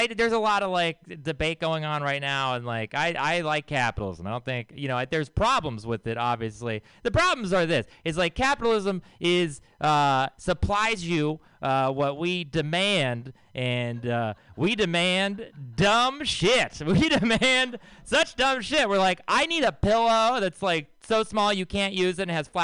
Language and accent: English; Texas, United States; I'm from Texas